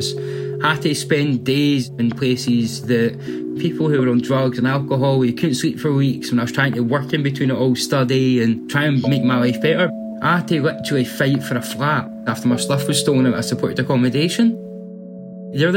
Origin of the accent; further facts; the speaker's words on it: Livingston, Scotland, United Kingdom; I'm from Livingston originally. Livingston's just a really nice place to be, a proper community-spirited sort of area. Everyone's here to help each other. Like, when I've been going to school here when I was younger and stuff, it's just a generally nice place to sort of grow up